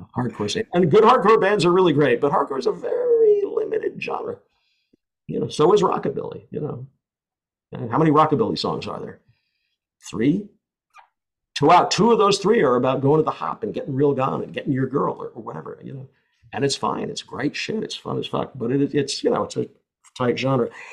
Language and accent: English; United States; I'm an American